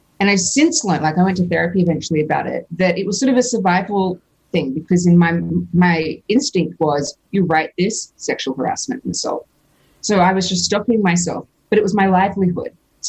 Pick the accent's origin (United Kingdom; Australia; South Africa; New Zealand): Australia; Because I'm Australian, so I had to sell something to get a visa to be able to live there permanently and earn money.